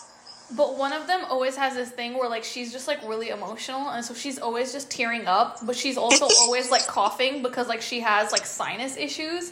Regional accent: United States; also born or lived in California; I'm American. I live in California

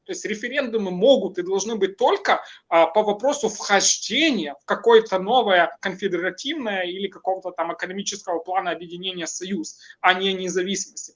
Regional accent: Ukraine; Russian is a second language; мое государство Украина

